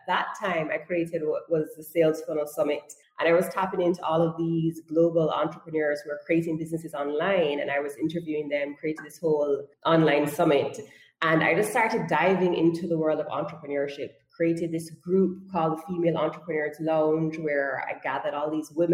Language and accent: English; Jamaica; also born or lived in Toronto, Canada / South Korea; I am from Jamaica, and I studied at the University of Toronto